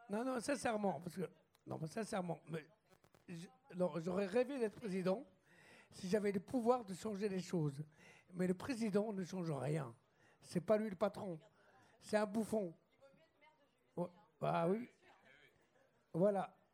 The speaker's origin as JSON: {"language": "French", "town": "Lyon", "region": "Auvergne-Rhône-Alpes", "country": "France", "said": "parce que moi, je suis lyonnais aussi, je connais cette soirée."}